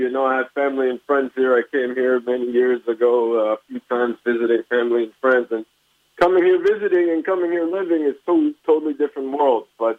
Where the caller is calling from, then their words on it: Israel; also born or lived in Canada; I'm calling from Israel. I made Aliyah from Canada about 5 years ago.